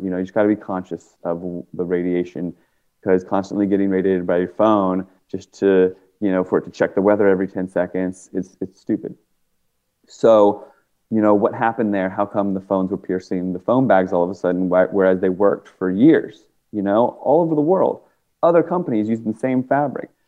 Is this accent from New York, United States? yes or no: no; Washington, District of Columbia, United States; moved away; I grew up in uh, Washington, D.C. area. I'm not from Oregon